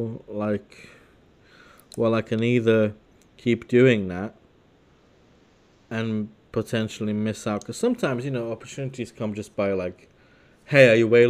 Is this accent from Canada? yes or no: no; Leeds, Yorkshire and the Humber, United Kingdom; oh, yeah, I'm from Leeds. Like, oh, yeah, Leeds. They know the football team.